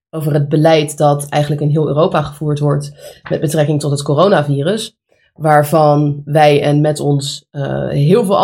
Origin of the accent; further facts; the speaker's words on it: Alphen aan den Rijn, South Holland, Netherlands; Wij komen uit Alphen aan de Rijn.